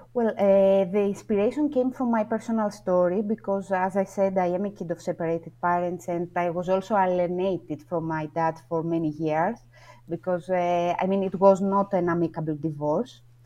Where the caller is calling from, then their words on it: Athens, Attica, Greece; calling from Athens, Greece.